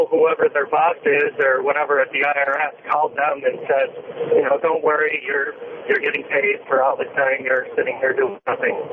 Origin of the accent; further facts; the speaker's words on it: Buffalo, New York, United States; I'm from Buffalo, uh, driving across Ohio. I'm a truck driver